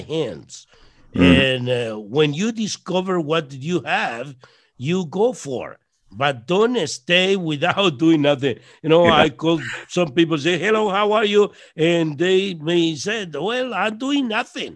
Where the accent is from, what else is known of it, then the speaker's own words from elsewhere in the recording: Costa Rica; I'm from Costa Rica, and so blessed to be here in the Latin world